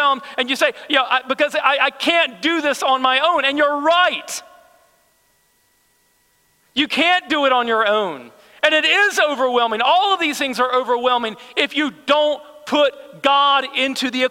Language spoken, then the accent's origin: English; United States; as American believers